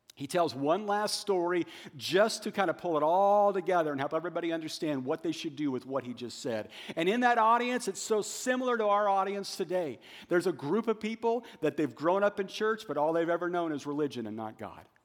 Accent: Wichita, Kansas, United States; moved away as an adult; also born or lived in Joplin, Missouri / Kentucky; Shane and I grew up in Wichita, Kansas

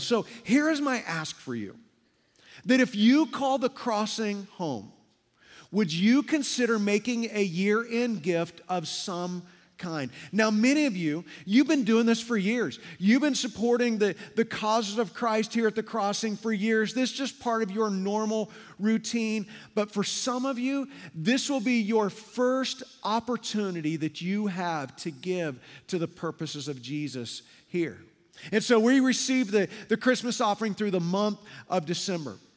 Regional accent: Midwest, United States; moved away as an adult; now in Las Vegas, United States; Darla and I have lived in Las Vegas for over twenty-five years, but we're both from the Midwest

